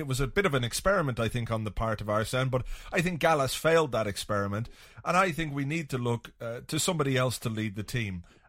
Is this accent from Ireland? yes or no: yes; Ireland; I'm an Irish guy